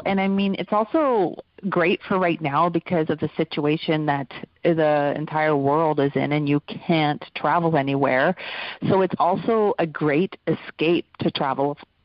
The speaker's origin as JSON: {"language": "English", "region": "Alberta", "country": "Canada", "tie": "born or raised there", "said": "I grew up in Alberta in Canada"}